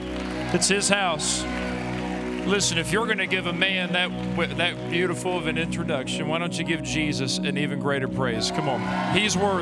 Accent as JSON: {"language": "English", "town": "Mullins", "region": "West Virginia", "country": "United States", "also_born_or_lived": "Bradshaw, West Virginia", "said": "I am from Mullins, West Virginia."}